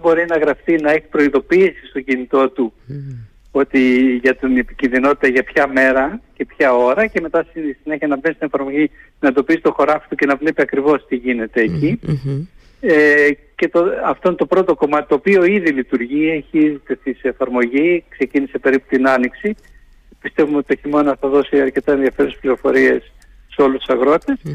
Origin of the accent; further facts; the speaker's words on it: Crete, Greece; μου λέγανε για την Κρήτη, γιατί του είπα την πατρίδα μου